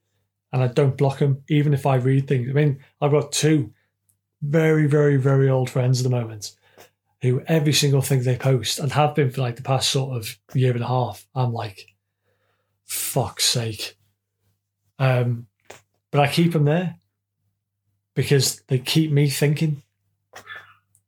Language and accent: English; United Kingdom